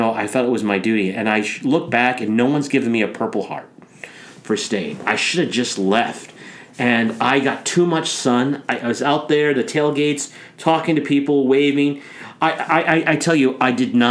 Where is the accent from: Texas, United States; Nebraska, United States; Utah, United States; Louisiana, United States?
Nebraska, United States; Omaha; moved away; I went home to Omaha for fall break. I was with the family